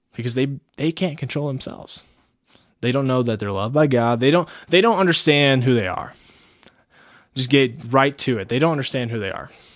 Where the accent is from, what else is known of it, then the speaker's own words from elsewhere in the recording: United States; we are as Americans